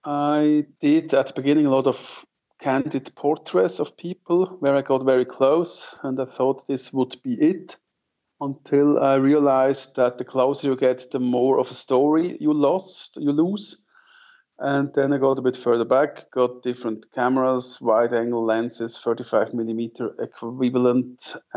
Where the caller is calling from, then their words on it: Zug, Switzerland; English is a second language; I'm calling from the center of Switzerland. I'm based in Zug. That's between Zurich and Lucerne, for those who know Switzerland a little bit.